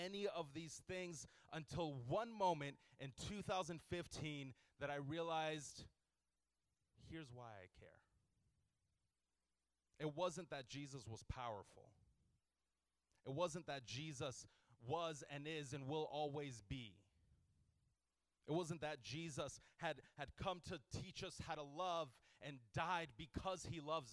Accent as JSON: {"language": "English", "town": "Houston", "region": "Texas", "country": "United States", "tie": "born or raised there", "said": "I grew up in Houston"}